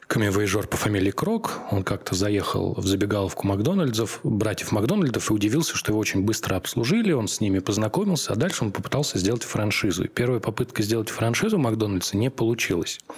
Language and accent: Russian; Tambov, Tambov Oblast, Russia; я сам из Тамбова